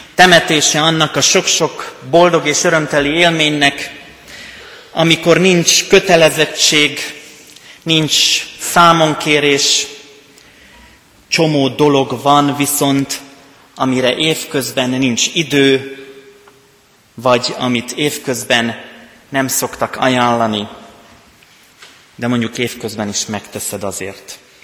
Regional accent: Rimavská Sobota, Banská Bystrica Region, Slovakia; accent: Palóc; also born or lived in Pécs; now in Kecskemét, Hungary; Én onnan jövök. Ennek köszönhető a palóc tájszólásom, nyelvjárásom

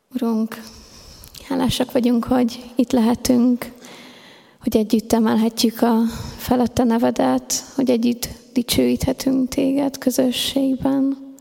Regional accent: Hungary; én mindig is ebbe a gyülekezetbe jártam, itt nőttem fel, ide jártam 12 évig a Refibe

